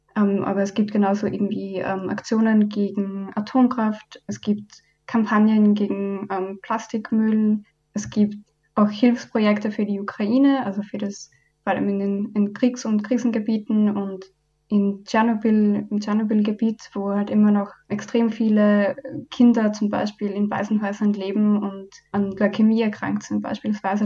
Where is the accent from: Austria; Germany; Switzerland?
Austria; Upper Austria; moved away as an adult; now in Vienna, Austria; Ich komme ursprünglich aus Oberösterreich und bin ebenso zum Studium halt nach Wien gekommen.